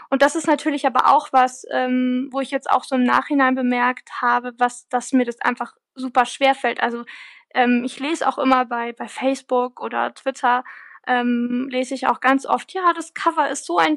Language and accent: German; Freising, Bavaria, Germany; spielt ja in meiner Heimatstadt äh, Freising.